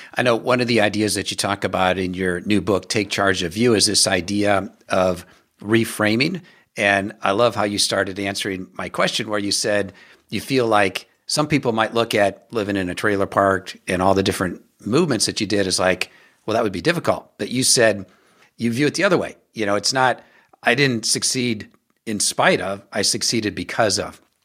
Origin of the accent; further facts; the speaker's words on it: Omaha, Nebraska, United States; Omaha a number of times, which is my hometown, born and raised there